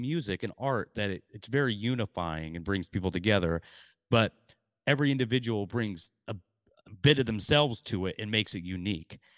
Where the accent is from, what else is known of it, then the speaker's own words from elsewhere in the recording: Portland, United States; when I was three, we moved to Portland, and I grew up in Portland